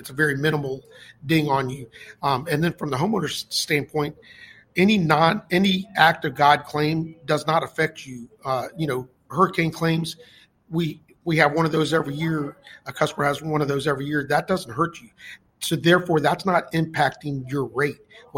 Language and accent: English; Naples, Florida, United States; I was born and raised here in Naples, Florida, so I've been here my whole life